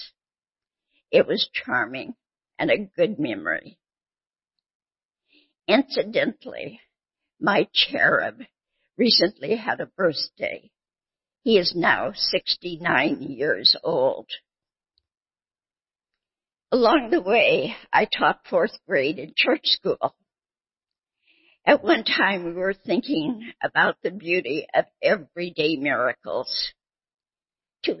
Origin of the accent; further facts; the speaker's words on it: Bellingham, Washington, United States; moved away as an adult; also born or lived in Southern California; I grew up in Bellingham, Washington, a lovely small city